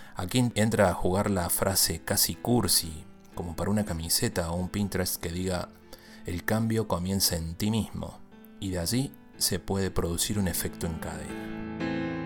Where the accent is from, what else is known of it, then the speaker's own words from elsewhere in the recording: Córdoba, Argentina; now in Tijuana, Mexico; soy cordobés